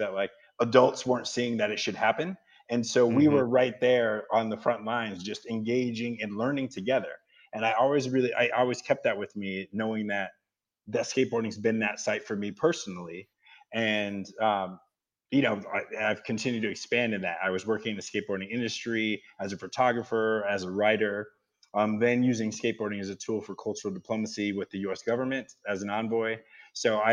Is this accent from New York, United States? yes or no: no; Massachusetts, United States; I'm originally from Massachusetts, and where I was in Massachusetts, there was not a lot of reason for people from different backgrounds to get together